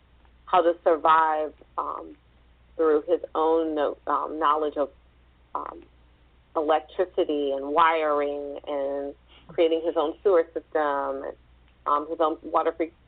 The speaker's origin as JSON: {"language": "English", "region": "the South", "country": "United States", "said": "being a Southerner myself"}